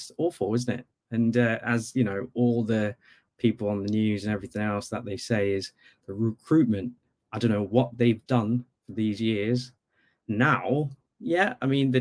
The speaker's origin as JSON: {"language": "English", "country": "Bangladesh", "tie": "born or raised there", "moved": "yes", "lives_now": "Norwich, United Kingdom", "said": "I actually grew up in Bangladesh"}